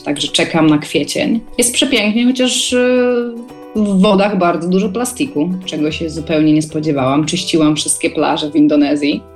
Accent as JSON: {"language": "Polish", "town": "Wrocław", "region": "Lower Silesian Voivodeship", "country": "Poland", "said": "pochodzę tutaj z Polski, z Wrocławia"}